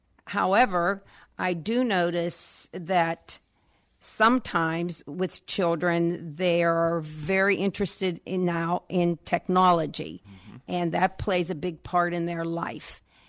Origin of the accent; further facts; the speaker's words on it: Natrona Heights, Pennsylvania, United States; Yes, I enjoyed growing up in Natrona Heights.